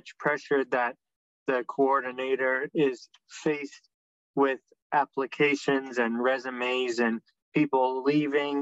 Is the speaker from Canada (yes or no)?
yes; Toronto, Ontario, Canada; I'm from Toronto and still live in Toronto